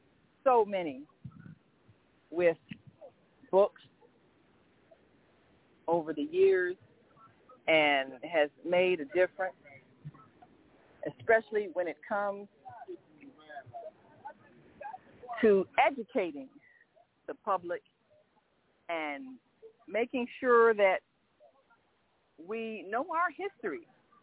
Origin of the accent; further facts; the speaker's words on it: Detroit, Michigan, United States; Well, I am from Detroit. I've been doing this for 15 years.